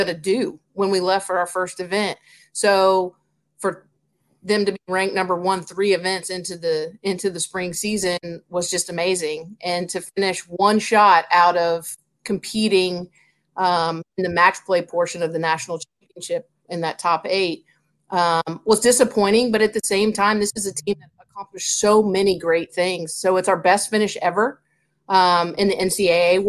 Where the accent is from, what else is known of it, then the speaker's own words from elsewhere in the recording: Ocala, Florida, United States; now in Tallahassee, United States; I grew up in Ocala, small town.